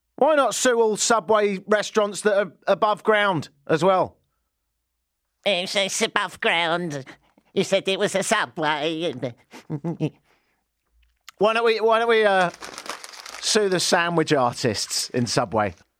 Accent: England, United Kingdom; now in Canada; I'm English

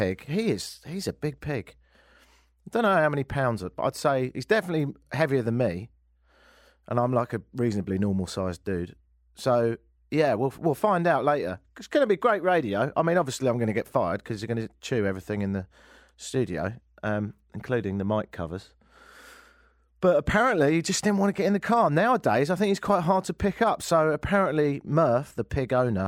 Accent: London, United Kingdom; now in Toronto, Canada; I'm from London. And I live here now.

